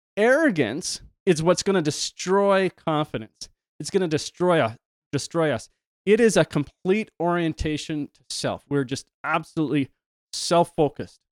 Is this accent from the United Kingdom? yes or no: no; Canada; I'm Canadian.